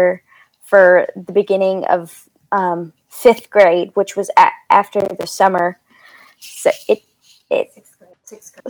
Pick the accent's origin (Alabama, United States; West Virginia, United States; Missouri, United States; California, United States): Alabama, United States; Fairhope; I am from Fairup, Alabama